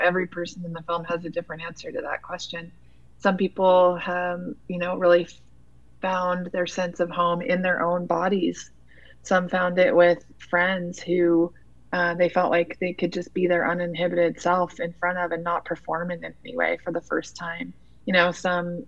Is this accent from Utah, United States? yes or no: yes; Utah, United States; also born or lived in New York City; I grew up in Utah